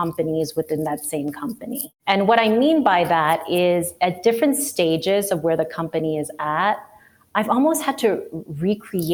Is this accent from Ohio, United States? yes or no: no; New York City, New York, United States; moved away as an adult; also born or lived in Chicago; now in Missoula, United States; I'm a New York City native, born and raised. I was born in Queens.